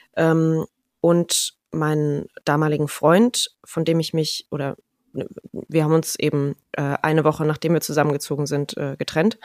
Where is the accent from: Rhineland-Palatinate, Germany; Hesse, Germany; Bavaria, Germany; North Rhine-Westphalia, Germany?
Rhineland-Palatinate, Germany; moved away as an adult; also born or lived in Kirchheimbolanden / Mallorca / Ludwigshafen / Munich; now in Mannheim, Germany; größtenteils in der Pfalz aufgewachsen